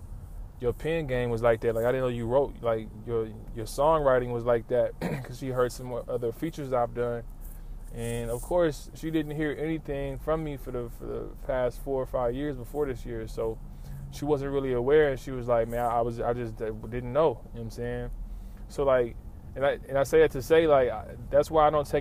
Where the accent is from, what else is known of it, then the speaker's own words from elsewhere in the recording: Lawton, Oklahoma, United States; moved away as an adult; now in Oklahoma City, United States; I'm from Lawton